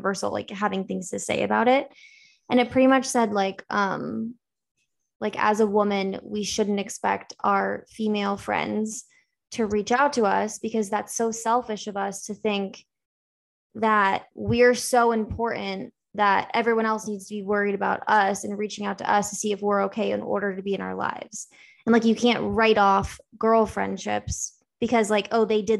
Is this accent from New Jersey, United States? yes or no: no; Naples, Florida, United States; We're both from Naples